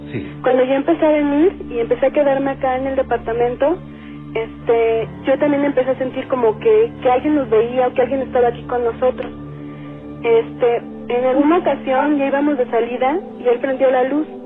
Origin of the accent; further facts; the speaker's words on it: Puebla, Mexico; moved away as an adult; now in Mexico City, Mexico; yo acabo de llegar a vivir al DF, soy de Puebla